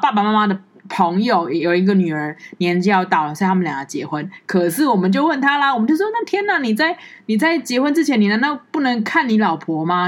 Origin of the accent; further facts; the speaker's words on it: Taiwan; 我觉得我们台湾人也会很压抑